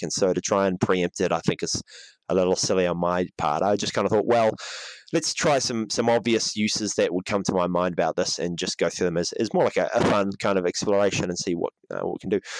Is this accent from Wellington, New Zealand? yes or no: no; Auckland, New Zealand; in Auckland, my hometown